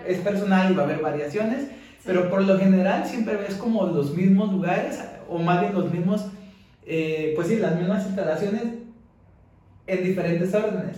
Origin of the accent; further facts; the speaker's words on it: Mexico; moved away as an adult; now in United States; yo soy de México